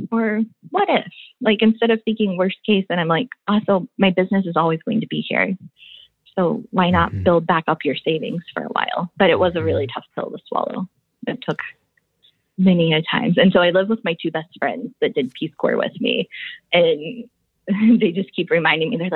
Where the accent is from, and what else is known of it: Midwest, United States; born there